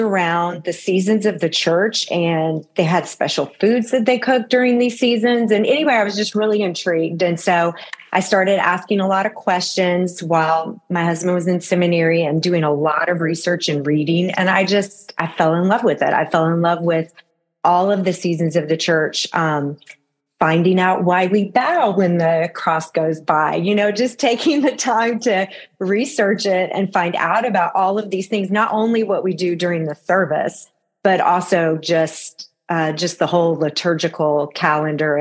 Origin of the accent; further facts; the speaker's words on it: Florida, United States; moved away as an adult; also born or lived in Wisconsin; I'm from Florida